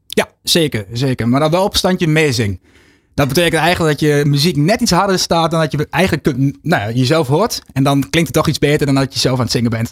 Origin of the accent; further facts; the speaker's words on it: Netherlands; we zijn echt gewoontedieren als Nederlanders